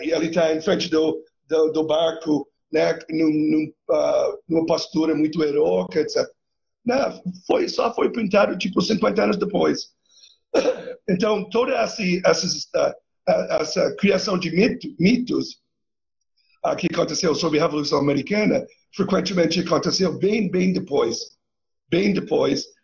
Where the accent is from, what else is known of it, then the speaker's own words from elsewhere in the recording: Canada; Eu sou canadense